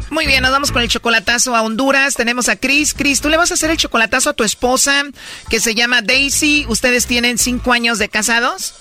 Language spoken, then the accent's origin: Spanish; Jalisco, Mexico; yo soy de Jalisco